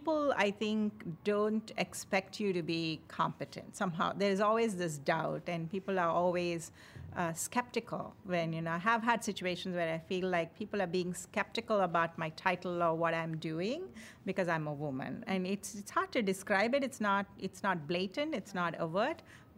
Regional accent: India; moved away as an adult; now in United States; I came from India.

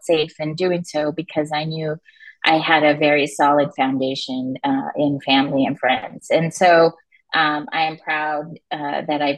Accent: Los Angeles, California, United States; I grew up in Los Angeles

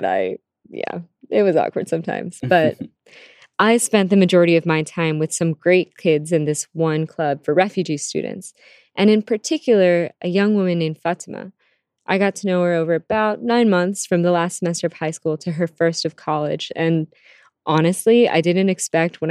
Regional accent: Virginia, United States; also born or lived in Canada / Philippines / Harrisonburg, Virginia; I was born in Canada and then grew up in the Philippines with my grandparents and aunt, and then came to Virginia for most of my childhood and schooling.

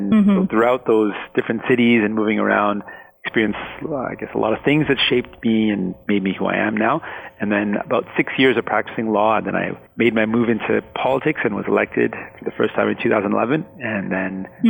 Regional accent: Punjab, India; first language Punjabi; English is a second language; also born or lived in Scarborough, Canada; now in Canada; And so I was born in Scarborough, and about a year later, I was actually shipped to Punjab. And so I lived in Punjab. My first language was actually Punjabi.

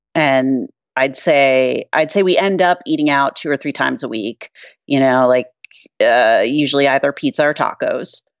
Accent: New York City, New York, United States; being a New Yorker

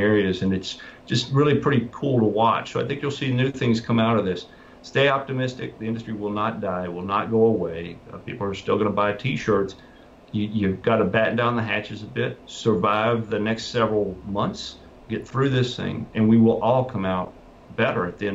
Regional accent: South Carolina, United States; I'm from South Carolina

